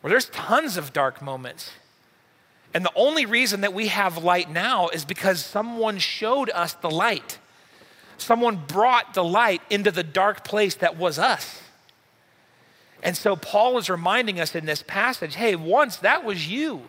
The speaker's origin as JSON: {"language": "English", "country": "United States", "said": "we're from the United States"}